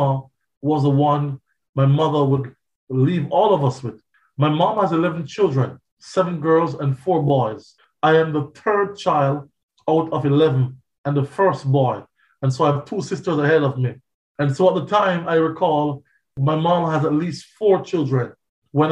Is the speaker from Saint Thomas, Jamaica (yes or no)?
no; Spanish Town, Saint Catherine, Jamaica; also born or lived in Kingston, Jamaica; I recall growing up between St. Catherine and Kingston